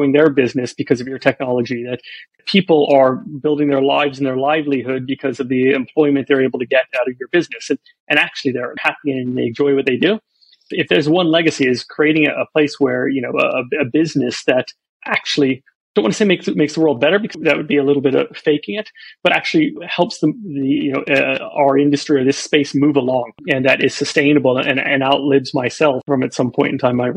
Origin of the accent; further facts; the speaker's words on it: Florida, United States; also born or lived in Alabama; I was born in America, so I was born in Alabama, grew up in Florida